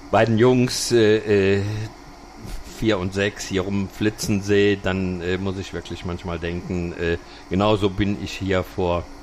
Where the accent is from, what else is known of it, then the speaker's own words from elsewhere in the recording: Düsseldorf, North Rhine-Westphalia, Germany; born there; wir sind beide äh, geborene Düsseldorfer und äh, in gewisser Weise auch Lokalpatrioten.